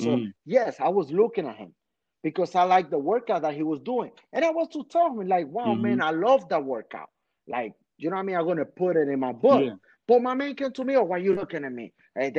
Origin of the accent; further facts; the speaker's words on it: New York City, New York, United States; I remember, man, when I'm growing up in Washington Heights, man, with my Dominicans, it's like you have to be on your tippy toes with people.